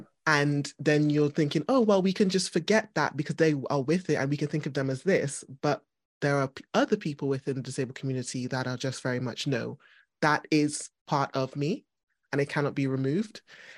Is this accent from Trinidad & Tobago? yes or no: yes; Trinidad & Tobago; now in United Kingdom; in my head, I go back to Trinidad and I'm just a Trinidadian.